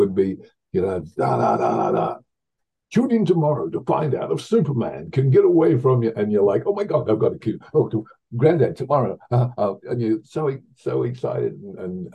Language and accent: English; Victoria, Australia; moved away; I grew up on a farm in the middle of nowhere in Australia